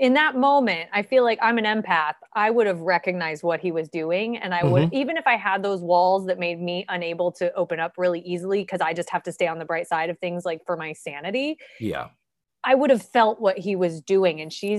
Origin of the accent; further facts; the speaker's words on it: Indianapolis, Indiana, United States; born there; So yeah, I was born in Indianapolis, Indiana, January 31st of 1980.